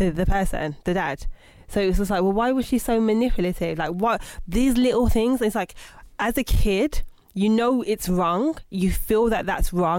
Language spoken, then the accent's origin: English; Birmingham, West Midlands, United Kingdom; moved away as an adult; now in London, United Kingdom; I'm originally from Birmingham. Born in 1986